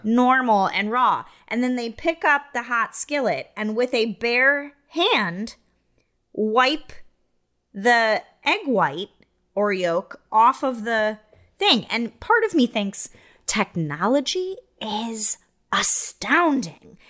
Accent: Iowa, United States; moved away as an adult; I grew up in Iowa

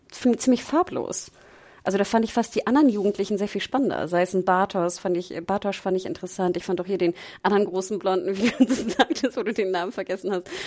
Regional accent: Northern Germany, Germany; Wir kommen, wir kommen, ja aus dem Norden und ich fand ja sehr schön, dass er so einen so Nordparker anhatte.

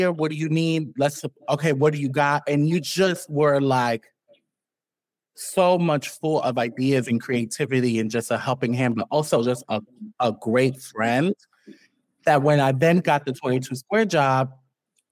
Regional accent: New York City, New York, United States; from Harlem, you very much grow up here

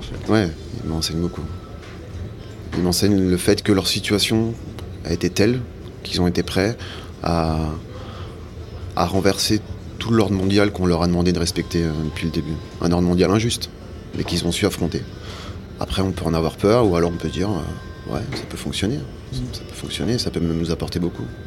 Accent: Savoie, Auvergne-Rhône-Alpes, France; moved away as an adult; now in Paris, France; J'ai grandi en Savoie, dans un petit village

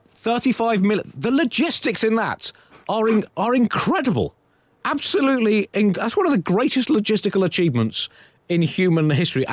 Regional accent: United Kingdom

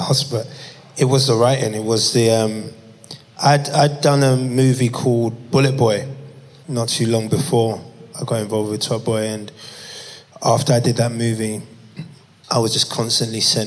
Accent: London, United Kingdom; I grew up in Peckham.

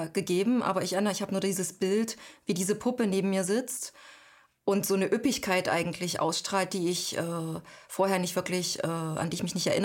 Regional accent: East Germany, Germany; Und da habe ich dann angefangen eher zu sagen, ich komme aus Ostdeutschland. Und das wurde dann auch so ein bisschen Teil meiner Identität. Aber das habe ich erst im Ausland gemerkt.

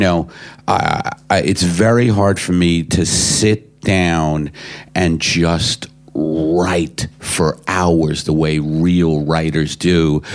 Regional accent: United States; as an American coming, you know, you know, coming here for the first time

